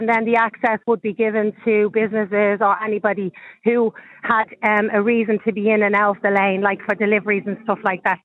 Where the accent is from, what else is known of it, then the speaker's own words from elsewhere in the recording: Dublin, Leinster, Ireland; I'm from the North Inner City